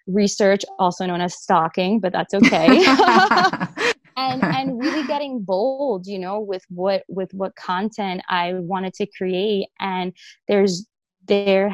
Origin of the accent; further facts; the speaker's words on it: New York City, New York, United States; I grew up in the Bronx, New York